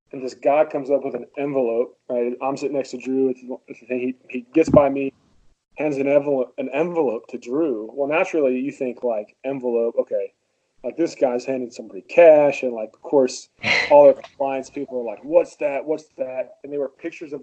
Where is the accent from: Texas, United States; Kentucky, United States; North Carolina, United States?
Kentucky, United States; moved away as an adult; also born or lived in Boston; growing up in Kentucky